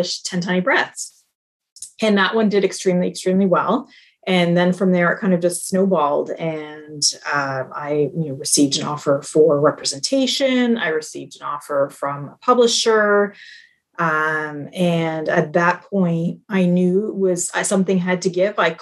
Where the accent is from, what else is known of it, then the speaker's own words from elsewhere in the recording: Canada; I'm Canadian, so I was at home for a year